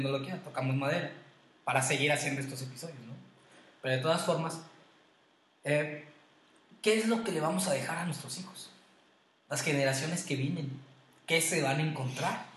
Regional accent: Queréndaro, Michoacán, Mexico; yo les compartí que soy de Queréndaro

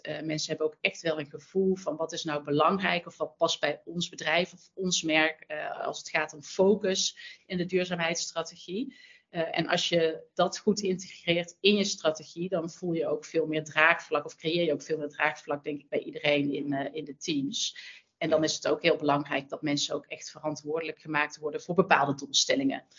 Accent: North Brabant, Netherlands; accent: zachte G; moved away as an adult; now in Amsterdam, Netherlands; Mijn zachte G verraadt het al, een Brabander, maar wel al twintig jaar in Amsterdam

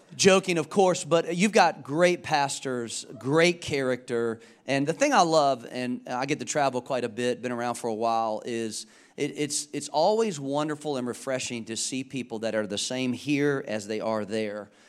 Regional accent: Charlotte, North Carolina, United States; I'm from Charlotte.

